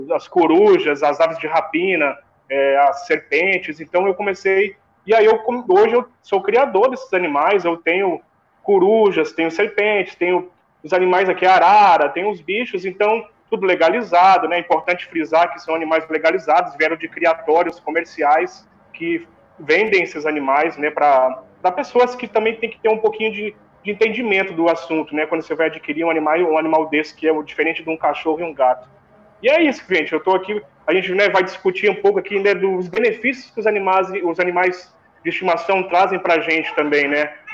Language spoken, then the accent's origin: Portuguese; Rio Grande do Sul, Brazil; moved away; Eu, quando eu saía da escola, eu morava, eu sou gaúcho, né? Eu morava no Rio Grande do Sul